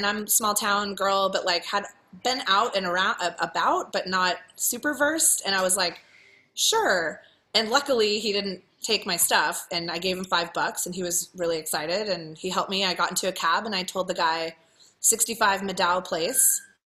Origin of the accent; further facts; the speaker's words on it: Ohio, United States; now in San Francisco, United States; because I had told him my story, of course, because I'm from Ohio and we talk a lot